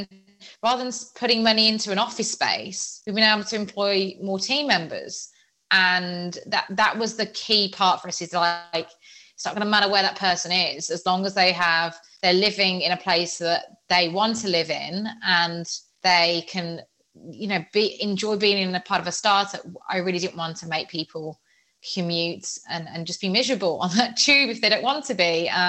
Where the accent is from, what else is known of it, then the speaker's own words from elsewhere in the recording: Birmingham, West Midlands, United Kingdom; accent: Birmingham; now in Nottingham, United Kingdom; I was at Nottingham Trent University. I'm originally from Birmingham and had a really strong Birmingham accent.